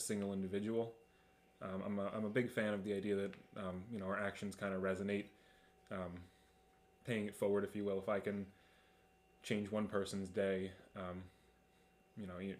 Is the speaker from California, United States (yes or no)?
no; Long Island, New York, United States; moved away as an adult; also born or lived in Binghamton; I was born on Long Island to two working class parents